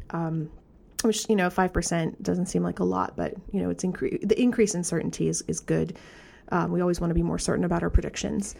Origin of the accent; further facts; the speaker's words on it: Vermont, United States; I come from Vermont